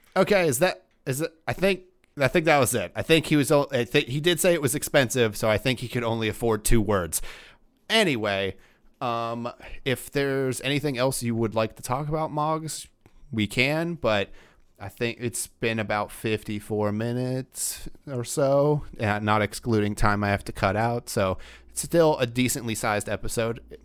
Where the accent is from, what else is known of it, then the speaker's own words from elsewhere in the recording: Georgia, United States; now in Pittsburgh, United States; I grew up in Georgia